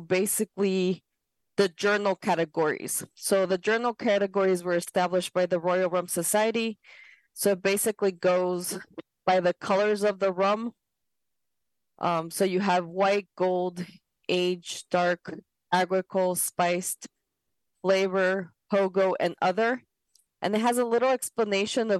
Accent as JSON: {"language": "English", "country": "Ecuador", "said": "I'm from South America, Ecuador specifically"}